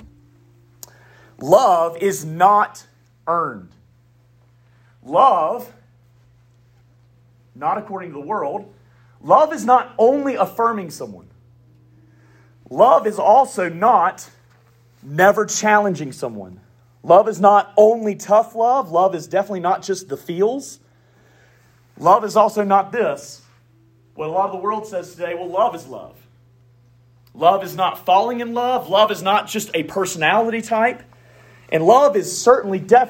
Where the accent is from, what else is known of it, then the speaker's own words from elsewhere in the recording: the South, United States; accent: southern; I got a southern accent